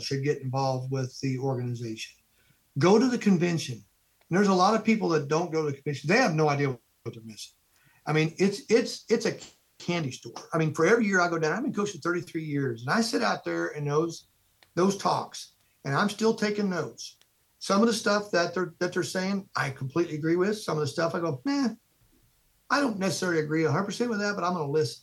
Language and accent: English; Midwest, United States; being a Midwesterner